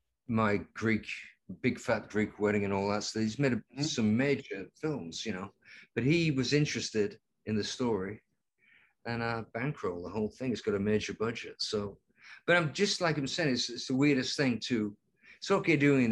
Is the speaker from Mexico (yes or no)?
no; Lancaster, North West England, United Kingdom; we call them in England. Lancaster, my hometown, is only 70 miles away.